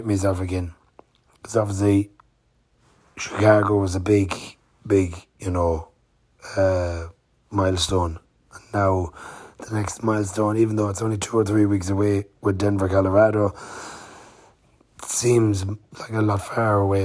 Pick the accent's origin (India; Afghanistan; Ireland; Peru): Ireland; Swinford, Connacht; I'm from Swinford, County Mayo